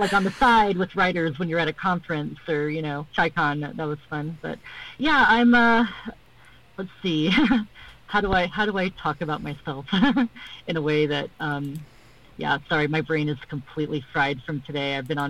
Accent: Middle East, Bahrain; also born or lived in Saudi Arabia; you know, I'm American and also Palestinian. I grew up in the Middle East, Bahrain and Saudi Arabia.

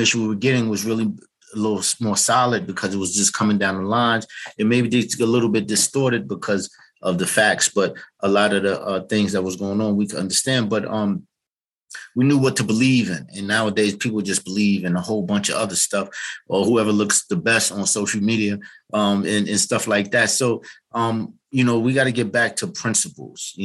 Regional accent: New York City, New York, United States; also born or lived in Harlem, New York; And then we moved to the Bronx when we were about 5 years old. And that's where I grew up at.

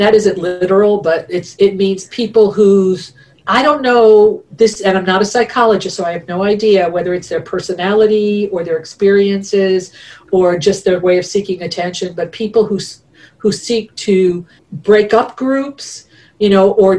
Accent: Rhode Island, United States; moved away as an adult; now in Indiana, United States; Rhode Island, my home state, and it's a very small state. It's the smallest state in the United States, and everybody who comes from there, even if you leave there, and I haven't lived there since I was 19

